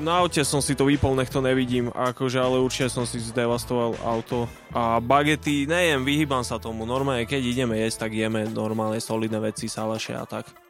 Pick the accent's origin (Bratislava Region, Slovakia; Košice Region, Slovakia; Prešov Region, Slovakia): Bratislava Region, Slovakia; Bratislava; ja som tam prežil mladosť